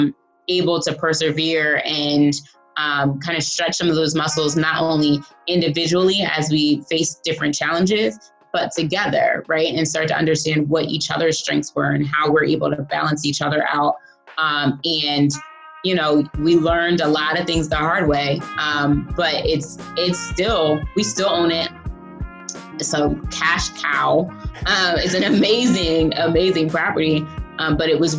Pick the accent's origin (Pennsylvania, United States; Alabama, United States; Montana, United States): Pennsylvania, United States; outside of Philadelphia, near Lincoln University; also born or lived in Hartford, Connecticut; now in Baltimore, United States; I'm actually from outside of Philadelphia.